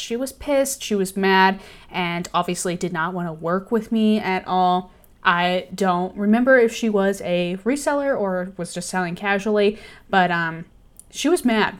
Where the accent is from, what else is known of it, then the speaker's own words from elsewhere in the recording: Austin, Texas, United States; Love Austin. It's my hometown